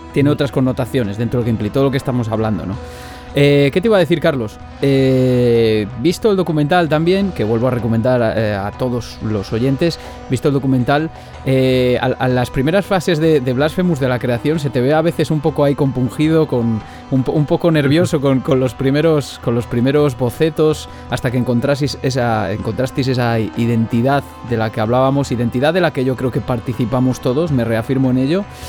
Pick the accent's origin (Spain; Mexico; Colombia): Spain; Zamora, Castile and León; also born or lived in Palencia; yo soy zamorano